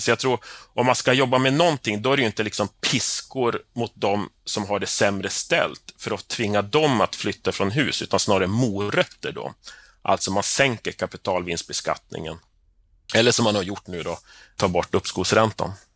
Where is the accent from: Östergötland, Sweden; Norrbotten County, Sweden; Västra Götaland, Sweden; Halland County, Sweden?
Norrbotten County, Sweden; Piteå; also born or lived in north of Stockholm; now in Stockholm, Sweden; i Piteå, där jag kommer ifrån